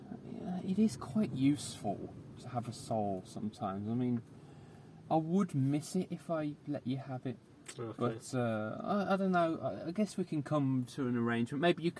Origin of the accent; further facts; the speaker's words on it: Cornwall, South West England, United Kingdom; I was born in Cornwall.